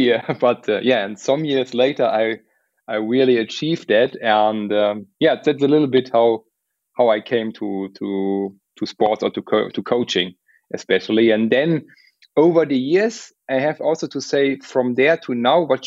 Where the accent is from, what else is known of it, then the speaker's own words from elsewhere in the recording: Luxembourg; moved away as an adult; also born or lived in Munich, Germany; originally I'm coming from Luxembourg. I moved to Munich to make some civil engineering studies